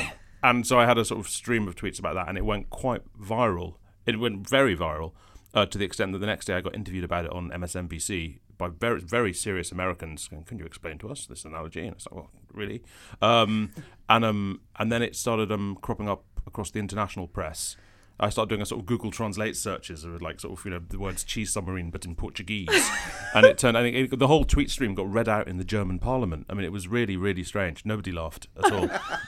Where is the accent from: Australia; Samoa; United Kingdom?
United Kingdom; Edinburgh, Scotland; I'm from Edinburgh. No, I'm like, ethnically. Ethnically, I'm from... I'm half from... Well, it's the Rifkin bit that's important. You don't care where the Steinbergs come from. I'm from Lithuania, Vilnius, near, thereabouts.